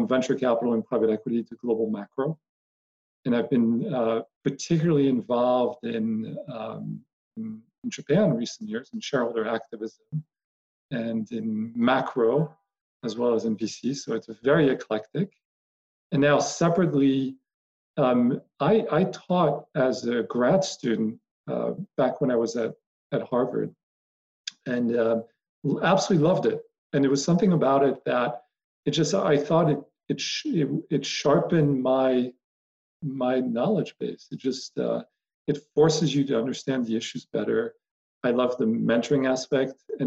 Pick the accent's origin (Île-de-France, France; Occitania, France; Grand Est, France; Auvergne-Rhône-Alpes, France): Île-de-France, France; Paris; moved away as an adult; now in United States; grew up in Paris, French and American, and moved to the States initially to play golf